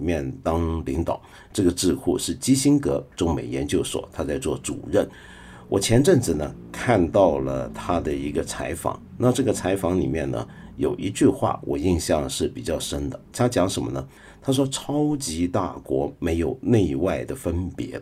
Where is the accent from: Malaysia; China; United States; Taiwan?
China; 我们中国人